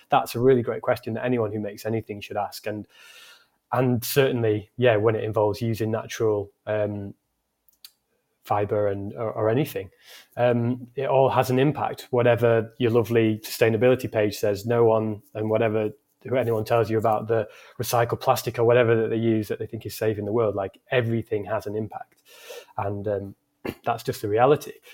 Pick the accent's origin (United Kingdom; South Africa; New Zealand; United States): United Kingdom; Scunthorpe, Yorkshire and the Humber; my hometown Scunthorpe